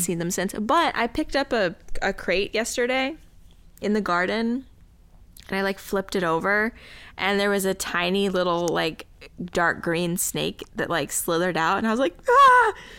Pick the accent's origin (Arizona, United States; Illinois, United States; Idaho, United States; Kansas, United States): Arizona, United States; Tucson; growing up in Tucson with rattlesnakes